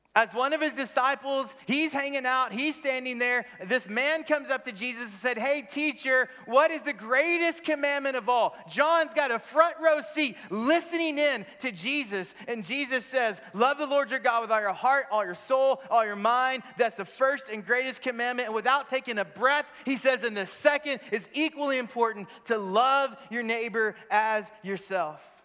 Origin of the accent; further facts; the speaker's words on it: Crowley, Texas, United States; moved away as an adult; also born or lived in Wichita Falls, Texas / Birmingham / Memphis / Vancouver, British Columbia, Canada; born in Wichita Falls, Texas, raised in Crowley, Texas, just south of Fort Worth on three and a half acres